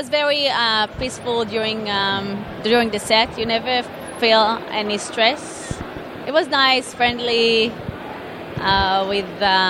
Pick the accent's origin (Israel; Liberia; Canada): Israel; English is a second language; moved away as an adult; now in United States; I born and raised in Israel.